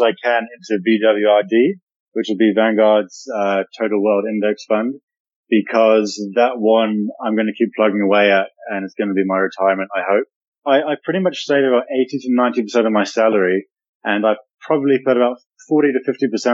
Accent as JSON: {"language": "English", "country": "New Zealand", "tie": "born or raised there", "said": "I am born and raised in New Zealand and live down in the South Pacific side of the world."}